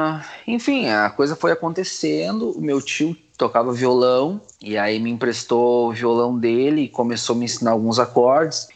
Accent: Campo Bom, Rio Grande do Sul, Brazil; eu nasci em Campo Bom

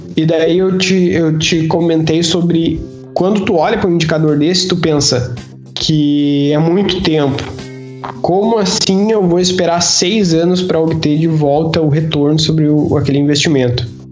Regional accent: Brazil; moved away as an adult; now in Portugal; nós que somos brasileiros

